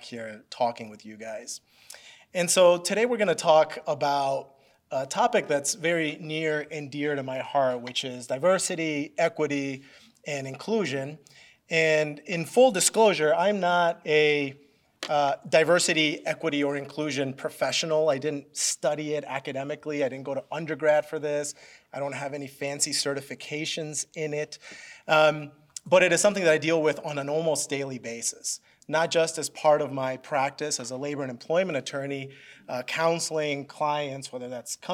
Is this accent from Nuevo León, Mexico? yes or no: no; Mexico City, Mexico; moved away; also born or lived in Philadelphia, Pennsylvania, United States / West Michigan, United States; I was actually born in Mexico City and lived there until I was about six.